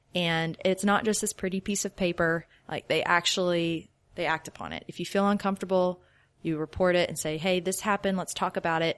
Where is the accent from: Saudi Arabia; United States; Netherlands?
United States; Shreveport, Louisiana; moved away as an adult; now in Oklahoma City, United States; I'm from Shreveport, Louisiana.